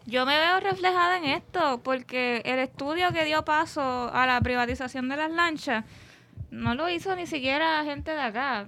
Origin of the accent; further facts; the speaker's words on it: Puerto Rico; aunque los viequenses y los culebrenses se sientan como una nación aparte, por llamarle así, seguimos siendo puertorriqueños